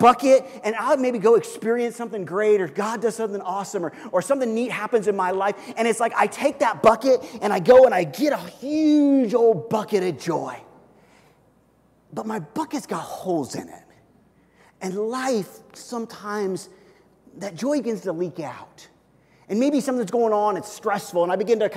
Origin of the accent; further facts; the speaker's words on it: Kansas City, United States; I grew up in Kansas City